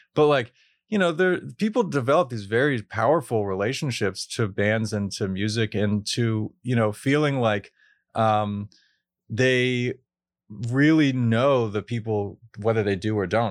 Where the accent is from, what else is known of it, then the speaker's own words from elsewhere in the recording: Pittsburgh, Pennsylvania, United States; growing up in Pittsburgh